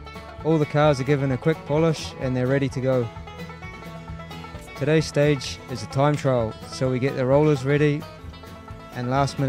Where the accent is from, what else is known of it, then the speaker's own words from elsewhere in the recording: New Zealand; Oh, and did I mention I was from New Zealand?